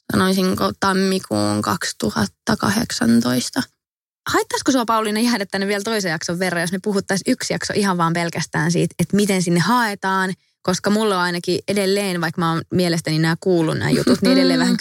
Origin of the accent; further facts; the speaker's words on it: Finland; tulin takaisin Suomeen. Joo. Kävin sitten lukion täällä loppuun ja valmistuin itse asiassa aika nopeasti verrattuna muihin sit vaihtareihin, suomalaisiin vaihtareihin